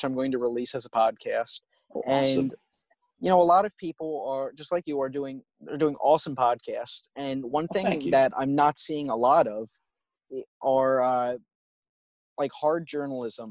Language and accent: English; outside of Atlantic City, New Jersey, United States; growing up outside of Atlantic City, we have an auditorium that I would visit all the time